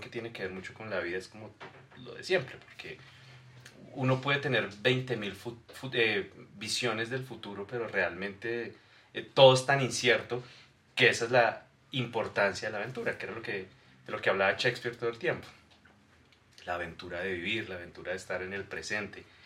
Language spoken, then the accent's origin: Spanish; Bogotá, Bogotá Capital District, Colombia; éramos de Fontibón